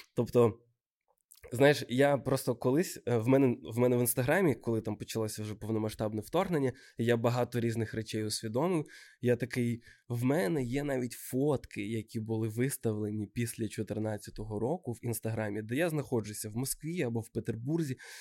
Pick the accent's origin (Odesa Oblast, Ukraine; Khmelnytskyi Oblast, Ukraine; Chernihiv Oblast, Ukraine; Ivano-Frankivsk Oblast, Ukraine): Odesa Oblast, Ukraine; Odesa; з Одеси, з мого рідного міста